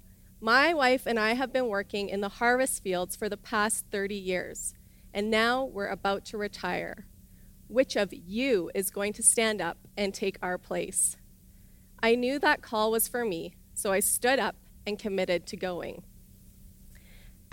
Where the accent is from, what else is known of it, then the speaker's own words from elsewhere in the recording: Irma, Alberta, Canada; moved away as an adult; I grew up in Irma, Alberta, in a small village where my dad was the pastor